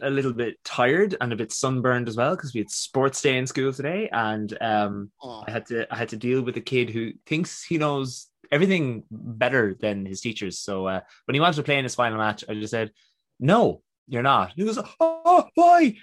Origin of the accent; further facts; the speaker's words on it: New York, United States; born there; And um, I was born in New York, and when we were there